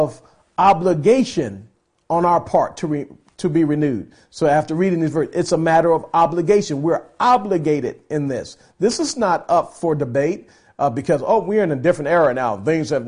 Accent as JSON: {"language": "English", "country": "United States", "tie": "born or raised there", "said": "I'm an American. You know, I'm thankful that I was born in this country"}